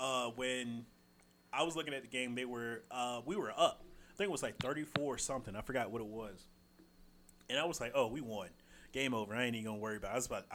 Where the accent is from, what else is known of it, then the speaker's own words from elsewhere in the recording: Norman, Oklahoma, United States; I was born very close to the University of Oklahoma.